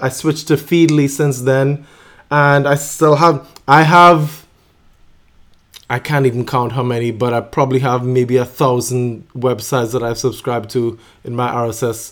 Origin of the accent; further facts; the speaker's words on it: Trinidad & Tobago; also born or lived in Baltimore; now in San Diego, United States; growing up in my neighborhood in Trinidad, I spent an enormous amount of time on the basketball court